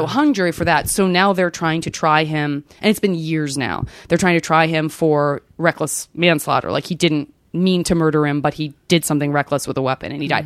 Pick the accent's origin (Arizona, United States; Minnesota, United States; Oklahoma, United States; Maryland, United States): Arizona, United States; I'm from Arizona